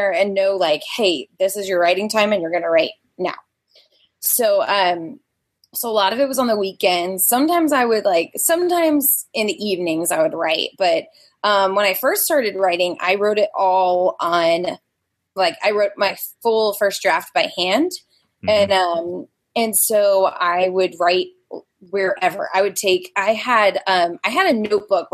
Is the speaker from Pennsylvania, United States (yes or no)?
no; Louisiana, United States; moved away as an adult; now in Houston, United States; I'm from Louisiana